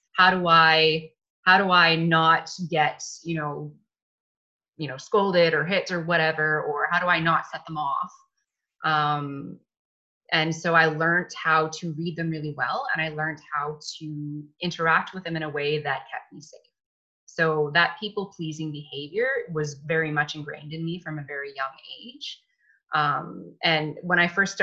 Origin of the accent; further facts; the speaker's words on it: Canada; being Canadian, I think we had that kind of ingrained in us to be nice and to be polite